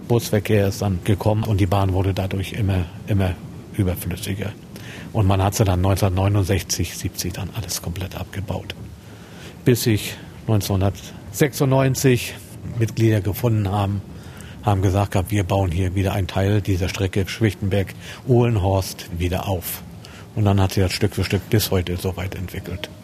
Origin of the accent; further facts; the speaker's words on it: Neubrandenburg, Mecklenburg-Vorpommern, Germany; ich bei Neubrandenburger bin